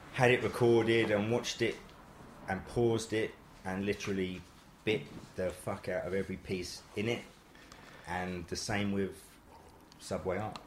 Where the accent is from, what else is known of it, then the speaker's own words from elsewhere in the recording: London, United Kingdom; I'm from uh, Wembley, Wembley. Sudbury.